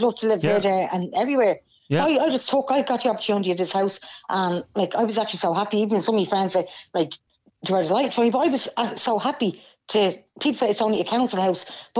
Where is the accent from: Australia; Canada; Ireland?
Ireland; Dublin, Leinster; I grew up in Blanchardstown, Cardiff area all my life.